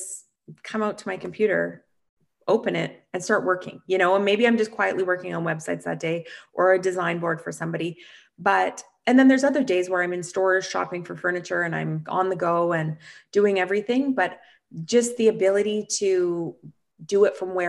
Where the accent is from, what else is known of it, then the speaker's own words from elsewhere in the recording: Canada; I'm from Canada